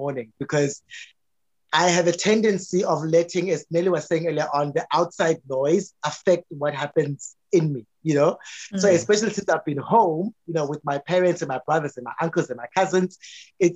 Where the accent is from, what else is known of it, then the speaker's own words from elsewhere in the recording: South Africa; a patriarchal man growing up in South Africa